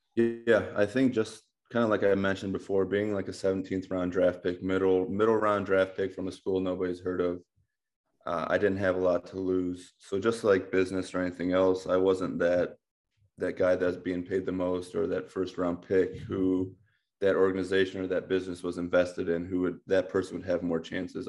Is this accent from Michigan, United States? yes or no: no; Amherst, Ohio, United States; I grew up in Amherst, Ohio.